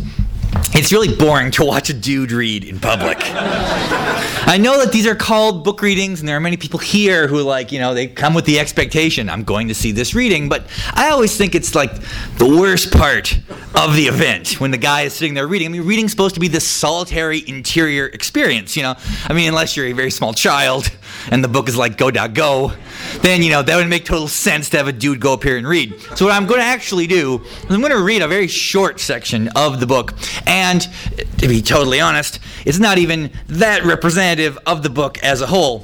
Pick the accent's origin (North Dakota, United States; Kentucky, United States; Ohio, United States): North Dakota, United States; I'm also from North Dakota